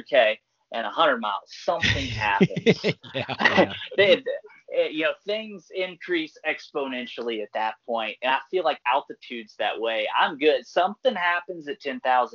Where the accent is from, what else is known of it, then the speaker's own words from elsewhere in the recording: Louisiana, United States; Growing up in Louisiana, we're at sea level